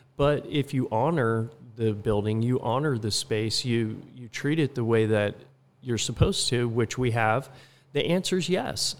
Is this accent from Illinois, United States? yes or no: no; California, United States; also born or lived in Utah / Barcelona, Spain / Philadelphia / Atlanta, Georgia; now in Laguna Beach, United States; came back to California, where I grew up about half in California and half in Utah